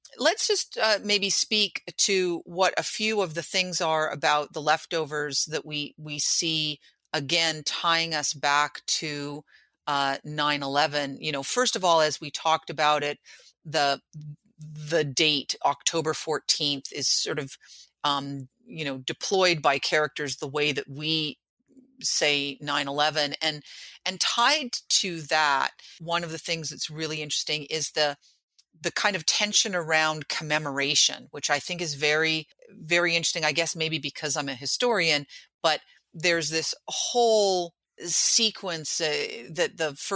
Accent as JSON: {"language": "English", "town": "New York City", "region": "New York", "country": "United States", "said": "And I can tell you that, like, you know, as a New Yorker, I have never been to the 9/11 museum."}